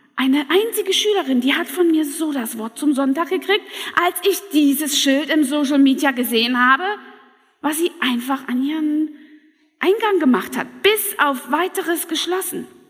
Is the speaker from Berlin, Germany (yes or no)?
no; Saxony, Germany; moved away; also born or lived in Hunsrück; aus Sachsen, aus meinem Heimatland